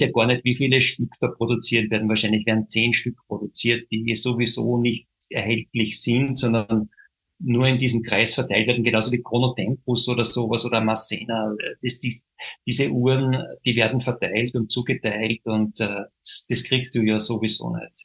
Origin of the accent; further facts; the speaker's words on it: Austria; wir im kleinen Österreich